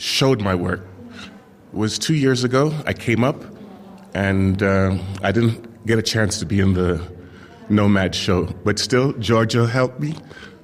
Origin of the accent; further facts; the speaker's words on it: Jamaica; moved away; I'm coming from Jamaica, and I grew up in this very beautiful garden with my great-grandmother